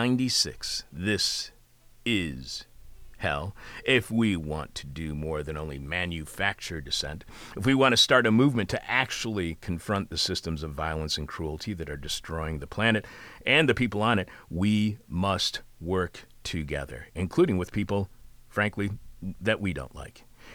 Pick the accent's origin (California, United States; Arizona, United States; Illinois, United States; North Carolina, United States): Illinois, United States; Chicago; As somebody who's been born and raised in Chicago, the people of Indiana are faceless, aren't they?